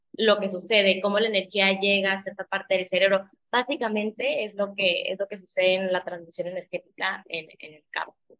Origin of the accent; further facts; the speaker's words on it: McAllen, Texas, United States; moved away as an adult; also born or lived in Torreón, Coahuila, Mexico; now in Playa del Carmen, Mexico; Yo soy originalmente de Torreón, pero viví toda mi vida en Texas, en McAllen